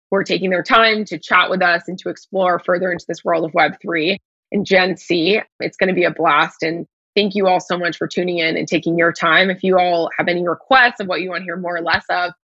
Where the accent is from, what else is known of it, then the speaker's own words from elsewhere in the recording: Nashville, Tennessee, United States; now in Miami, United States; I'm currently based in Miami, Florida. I'm originally from Nashville, Tennessee, and there's been like 10 stops in the middle of those two things.